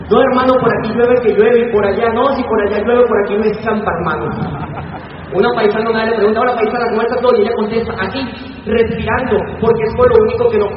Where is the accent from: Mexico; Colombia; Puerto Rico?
Colombia; moved away; also born or lived in Venezuela; yo soy de Colombia para los que no sabían.